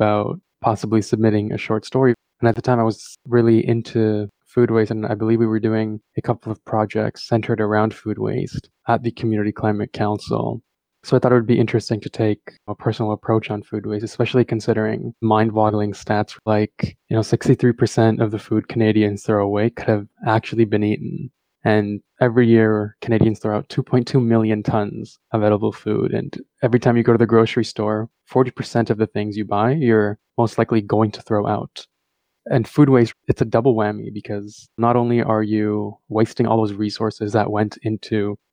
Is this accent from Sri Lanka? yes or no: yes; Sri Lanka; moved away; my childhood growing up in Sri Lanka